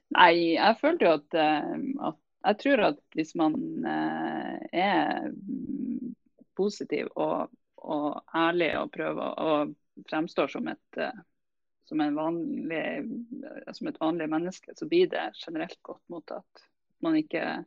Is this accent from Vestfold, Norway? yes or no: no; Nordland, Norway; som nordlending